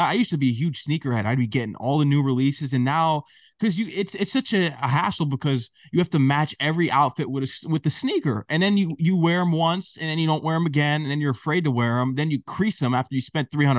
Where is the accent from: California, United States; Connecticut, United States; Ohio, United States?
Connecticut, United States; moved away as an adult; also born or lived in Queens, New York; I'm from Connecticut originally